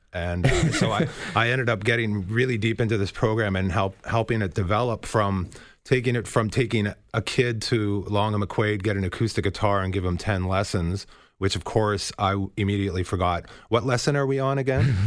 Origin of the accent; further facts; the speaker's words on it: Toronto, Ontario, Canada; we're both kids from Scarborough